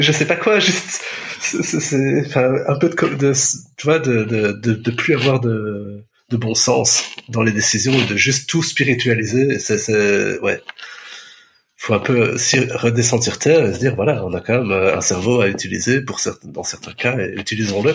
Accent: Belgium; je viens de Belgique

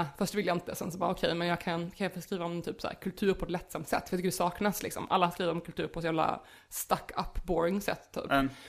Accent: Småland, Sweden; accent: Småländska; Jag pratar ju småländska

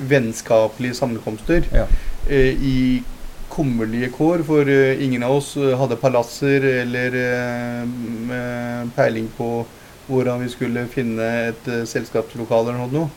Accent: Lier, Buskerud, Norway; also born or lived in Punjab, India; etter hvert som jeg gikk på skolen og, øh, ungdomsskole og sånt, og hadde bodd her lenge

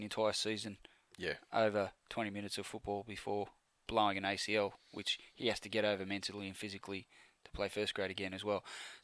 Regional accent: Penrith, New South Wales, Australia; I was born in Penrith Hospital

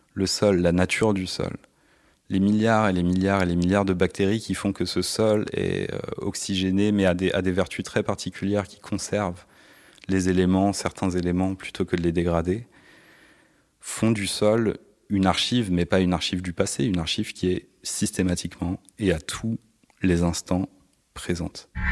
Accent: Paris, Île-de-France, France; je suis né à Paris dans le 18e

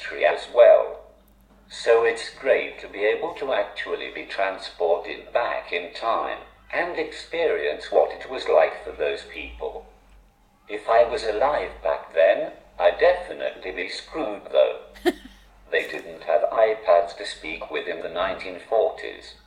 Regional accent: Consett, North East England, United Kingdom; I grew up in Consett, which is about 15 minutes away from the museum.

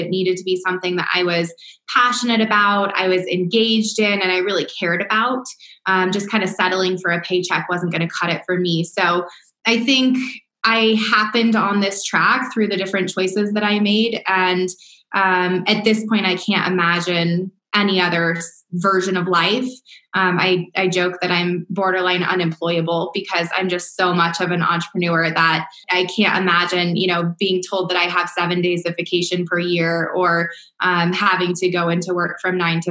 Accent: Southern California, United States; moved away as an adult; also born or lived in East Coast; I'm originally from Southern California

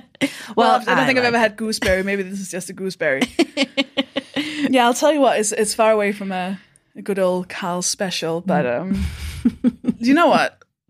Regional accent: Denmark; now in United Kingdom; I am from Denmark.

